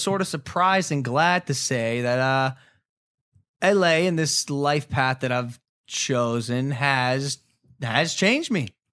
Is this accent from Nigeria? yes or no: no; Ohio, United States; moved away; a dude who was, like, born and raised in Ohio